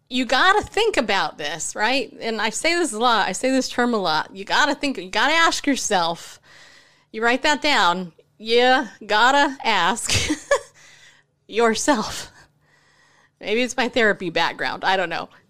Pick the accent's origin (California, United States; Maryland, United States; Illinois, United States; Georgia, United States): California, United States; moved away; I grew up in California